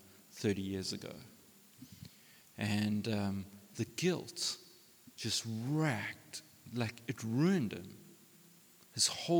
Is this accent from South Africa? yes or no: yes; South Africa; we're South African men.